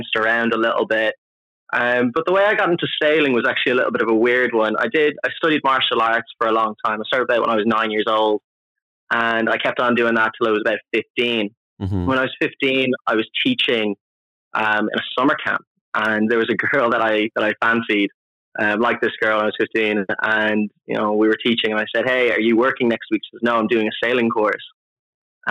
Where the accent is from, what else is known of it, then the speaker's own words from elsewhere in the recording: Dublin, Leinster, Ireland; moved away; Born and raised in Ireland, Dublin, kind of South Dublin.